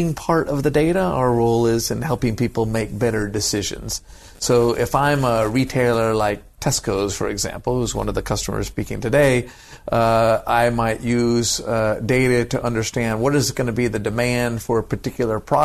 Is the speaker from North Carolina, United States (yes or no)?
no; Silicon Valley, California, United States; I'm from Silicon Valley.